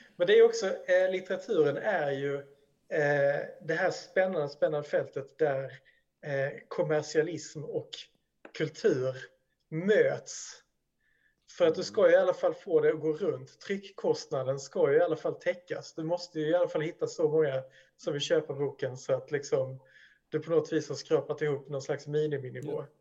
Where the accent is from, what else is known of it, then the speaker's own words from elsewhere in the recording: Sweden; som svensk